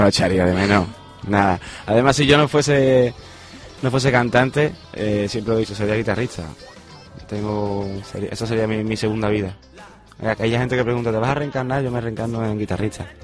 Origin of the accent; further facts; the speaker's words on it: Mairena, Andalusia, Spain; En mi tierra, en, mi pueblo, del cual lo llevo por bandera a todos lados